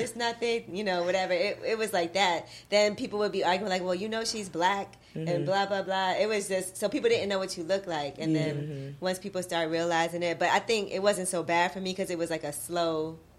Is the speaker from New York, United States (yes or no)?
yes; New York City, New York, United States; I grew up in Brooklyn in Flatbush, and, you know, everybody knew me since I was little. We all went to the same elementary school.